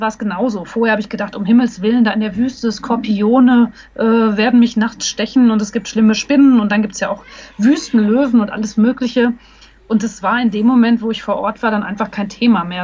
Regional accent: Hagen, North Rhine-Westphalia, Germany; also born or lived in Berlin; now in Munich, Germany; in meiner Geburtsstadt Hagen

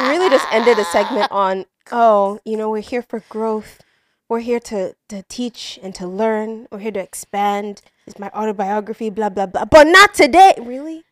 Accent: Nigeria; now in United States; we're growing up outside of Nigeria

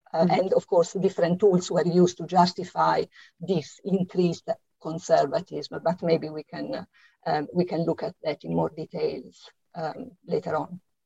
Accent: Italy; accent: Italian; English is a second language; now in London, United Kingdom; as you can hear from my slight accent, I'm Italian, and it is here that I lived uh, through the exciting 1970s

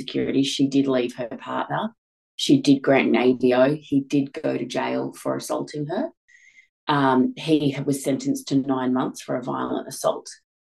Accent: Australia; I'm from Australia.

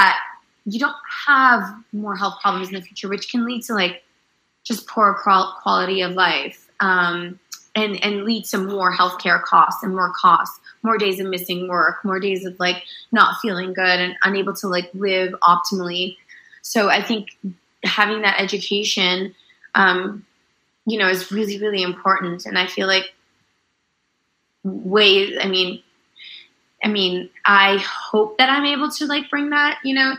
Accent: Toronto, Ontario, Canada; also born or lived in India / Netherlands / Iran; When I was from the age of 4 to 6, we lived in Holland for 2 years. And then we were raised in Canada

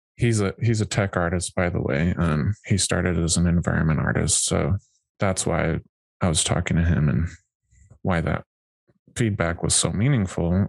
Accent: Wyoming, United States; I grew up in Wyoming

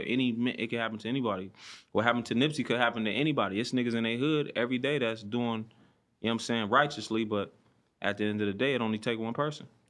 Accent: Compton, California, United States; I'm from Compton, yep. Um, born and raised

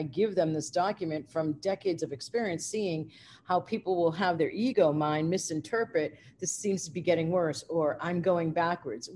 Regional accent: United States

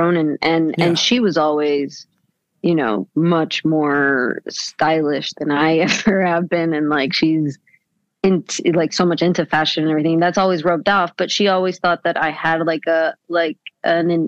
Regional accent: Venezuela; moved away as an adult; also born or lived in United States; now in New York, United States; I'm from Venezuela. I was born in the States. But then when I was six, we moved back to Venezuela

